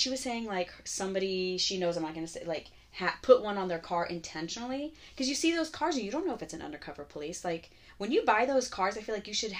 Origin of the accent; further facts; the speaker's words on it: Florida, United States; growing up in Florida, there's no basements.